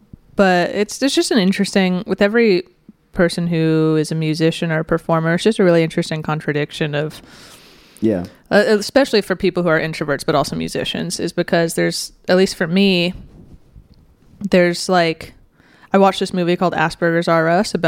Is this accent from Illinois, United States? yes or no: no; Pasadena, California, United States